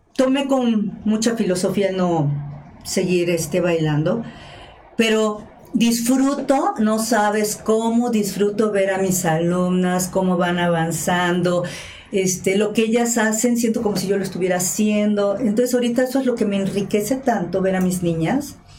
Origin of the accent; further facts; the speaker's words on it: Mexico; como mexicanos